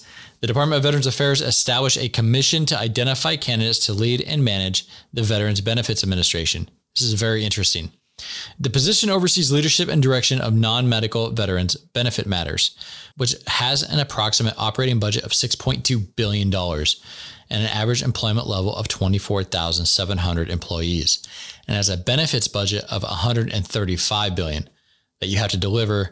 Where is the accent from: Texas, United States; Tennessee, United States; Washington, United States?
Washington, United States; I'm from Washington State